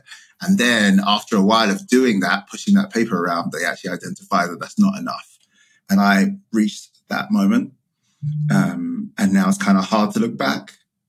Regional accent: United Kingdom; now in United States; I am the child of a Ghanaian immigrant to the UK. I emigrated from the UK to the US.

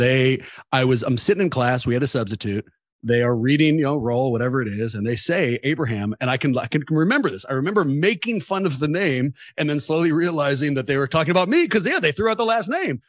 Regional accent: Oakland, California, United States; I grew up in Oakland

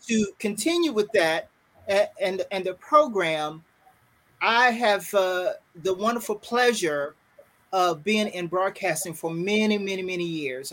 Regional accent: Fayetteville, North Carolina, United States; moved away; also born or lived in Triangle area, North Carolina; I am originally, and I I'm from Fayetteville, North Carolina. Very proud to say that. Currently living in the Triangle area

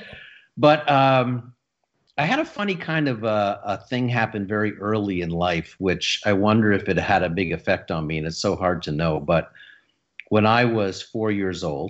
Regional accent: Sudbury, Ontario, Canada; also born or lived in Toronto; I was raised in Sudbury, Ontario.

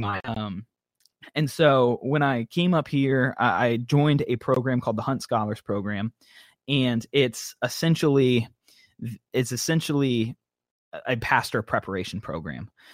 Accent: Tampa, Florida, United States; moved away as an adult; now in North Carolina, United States; I was born in Tampa, Florida. Grew up all my life there, all short twenty years

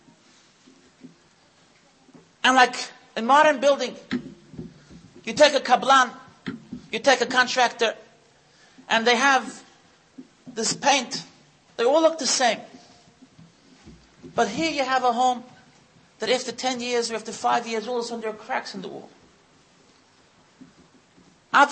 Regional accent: United States; now in Israel; I was born in the United States

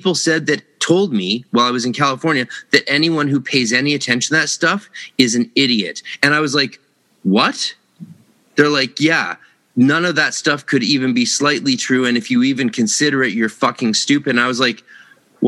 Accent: Vancouver, British Columbia, Canada; I'm from Vancouver, same city as Ryan Reynolds

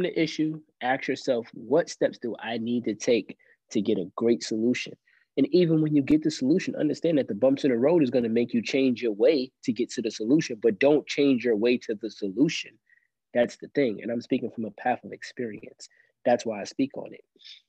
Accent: New York City, New York, United States; now in Columbia, South Carolina, United States; I grew up in Brooklyn, New York, mostly

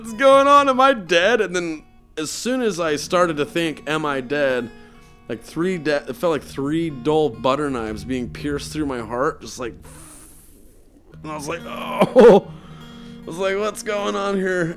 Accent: Bear Lake, Idaho, United States; also born or lived in Logan, Utah; now in Utah, United States; I was born in Logan and I was raised in, uh, Bear Lake, Idaho

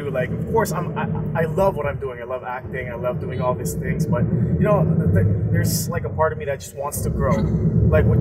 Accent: San Francisco, California, United States; moved away as an adult; now in Philippines; I was born in San Francisco, went to school

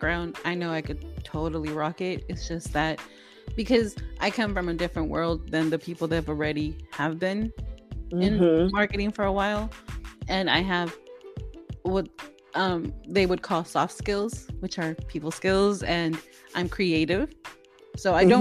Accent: Oakland, California, United States; also born or lived in El Salvador; I grew up in Oakland.

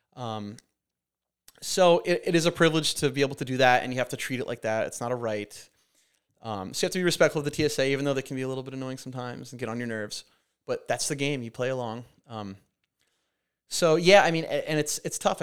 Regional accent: Montauk, New York, United States; I'll never be able to buy a house in my hometown

